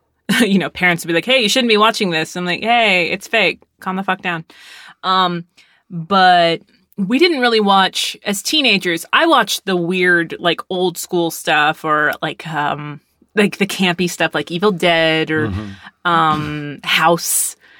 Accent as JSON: {"language": "English", "town": "Arlington", "region": "Texas", "country": "United States", "tie": "born or raised there", "said": "My friends growing up in Arlington, Texas, we watched horror movies often."}